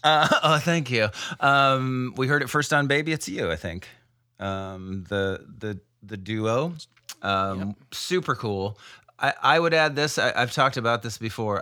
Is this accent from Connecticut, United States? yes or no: no; Iowa, United States; I grew up in a little town in Iowa